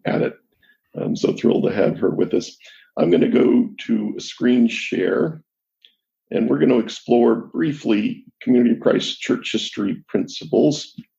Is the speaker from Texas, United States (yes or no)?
no; Jackson County, Missouri, United States; I was raised in Jackson County, Missouri